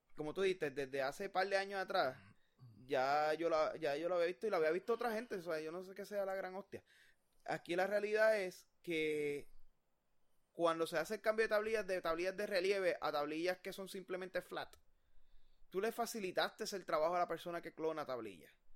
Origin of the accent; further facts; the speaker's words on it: Puerto Rico; como puertorriqueños